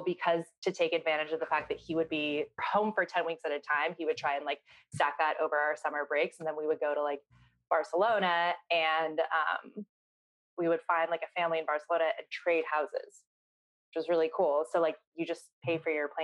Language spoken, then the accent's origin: English; Seattle, Washington, United States; moved away as an adult; also born or lived in East Los Angeles, California; now in Los Angeles, United States; I'm from Seattle, Washington, and I am the founder of Freck Beauty